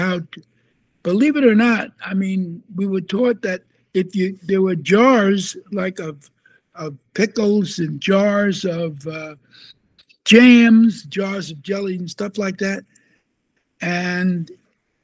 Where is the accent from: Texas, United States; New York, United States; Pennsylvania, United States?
New York, United States; New York City; I'm from Brooklyn